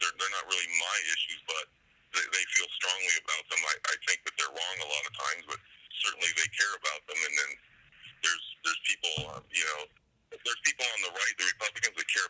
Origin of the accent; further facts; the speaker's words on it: San Diego, California, United States; also born or lived in Kamiah, Idaho; now in Clarkston, United States; I'm originally from San Diego, California area